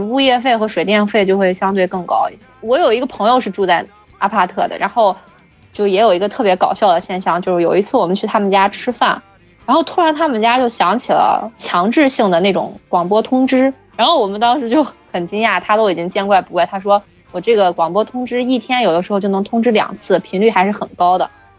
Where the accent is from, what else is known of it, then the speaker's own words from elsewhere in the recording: China; now in South Korea; 但是作为中国人来说，我就是觉得水果就要吃新鲜的。